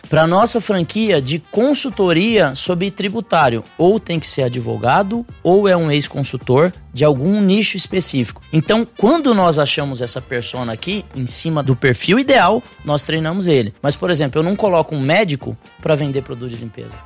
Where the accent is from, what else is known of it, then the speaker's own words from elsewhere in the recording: São Paulo, Brazil; also born or lived in Joinville; eu sou de São Paulo